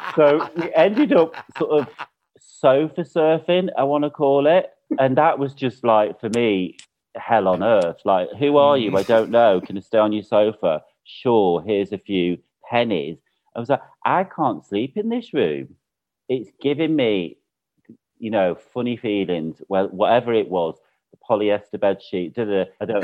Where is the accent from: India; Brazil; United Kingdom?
United Kingdom; now in Mallorca, Spain; for me as a Brit